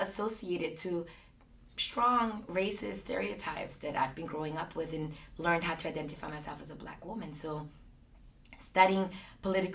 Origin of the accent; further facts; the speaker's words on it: Austria; I grew up in Austria.